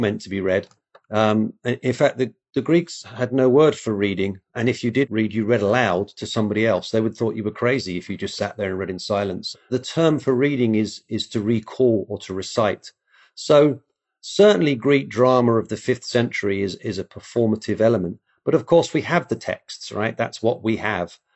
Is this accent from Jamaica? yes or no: no; England, United Kingdom; moved away; I grew up in England, and you're actually surrounded by Roman history.